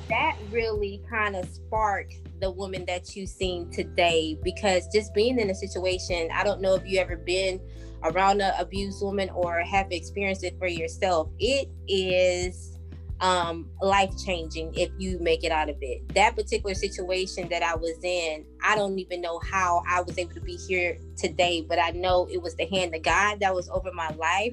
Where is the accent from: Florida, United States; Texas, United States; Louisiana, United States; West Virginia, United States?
Louisiana, United States; New Orleans; I grew up in New Orleans.